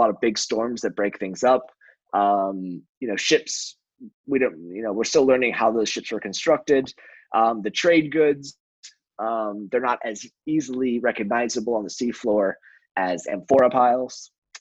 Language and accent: English; Chicago, Illinois, United States; I'm from Chicago